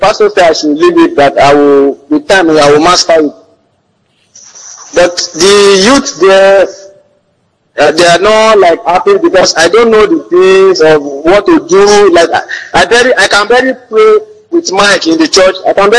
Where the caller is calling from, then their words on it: Oyo, Nigeria; I'm calling from Oyo, sir.